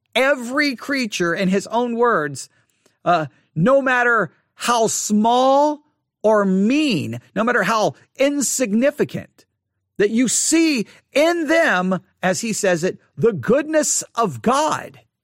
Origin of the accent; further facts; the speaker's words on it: Texas, United States; accent: Southern; growing up in the South